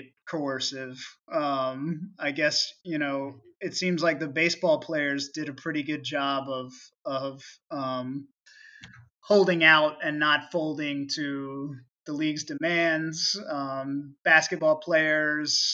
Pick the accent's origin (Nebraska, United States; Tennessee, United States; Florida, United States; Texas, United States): Florida, United States; St. Augustine; moved away; I grew up in North Florida, very much a red state